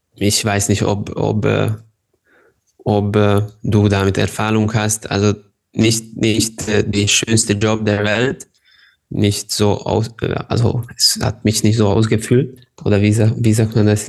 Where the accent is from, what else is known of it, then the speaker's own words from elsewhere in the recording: Ada, Vojvodina, Serbia; German is a second language; also born or lived in Hungary / Germany; Ich bin in Serbien geboren, mhm. aber ich bin Ungar. Und ich wohne ganz nah zu der serbischen-ungarischen Grenze, aber auf der serbischen Seite